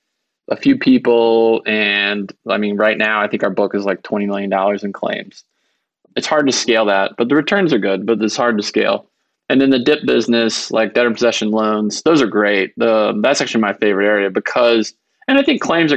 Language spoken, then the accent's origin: English; Georgia, United States; I am from Georgia and my parents are bankruptcy lawyers there